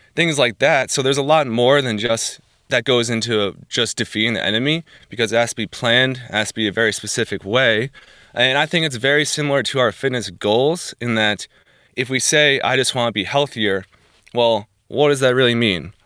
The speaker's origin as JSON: {"language": "English", "region": "New Jersey", "country": "United States", "tie": "born or raised there", "moved": "as an adult", "lives_now": "Bourbonnais, United States", "said": "I am originally from New Jersey. I grew up there basically all my life"}